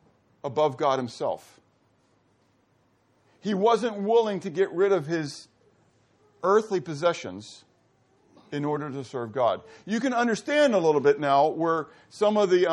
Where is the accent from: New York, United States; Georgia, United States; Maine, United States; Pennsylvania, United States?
Pennsylvania, United States; Pittsburgh; I grew up in Pittsburgh, mountains, hills.